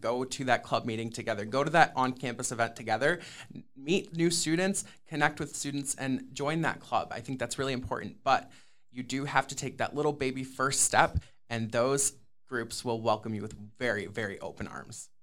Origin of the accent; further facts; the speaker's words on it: Sterling Heights, Michigan, United States; I am originally from Sterling Heights, Michigan, which is in the Metro Detroit area